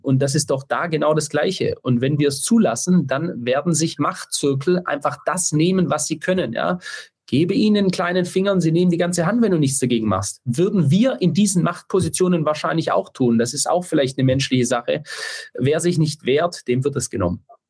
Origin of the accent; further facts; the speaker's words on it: Stuttgart, Baden-Württemberg, Germany; ich komme ja aus Stuttgart